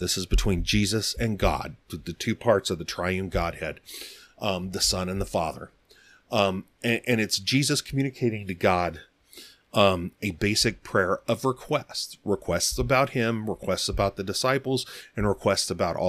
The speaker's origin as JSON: {"language": "English", "region": "Arizona", "country": "United States", "tie": "born or raised there", "said": "And again, I grew up out here in Arizona, but my whole family is from the Southeast."}